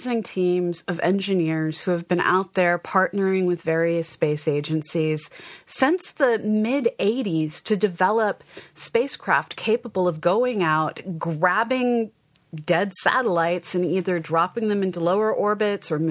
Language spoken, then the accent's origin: English; Westford, Massachusetts, United States; I grew up in Westford, Massachusetts